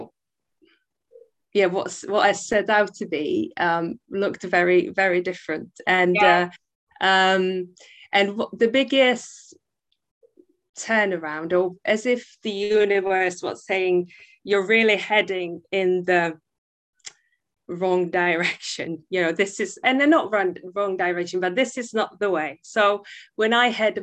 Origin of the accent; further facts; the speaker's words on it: Prague, Czechia; English is a second language; moved away as an adult; now in United Kingdom; I'm originally from the Czech Republic, from Prague. I spent half my life there, growing up in a wonderful family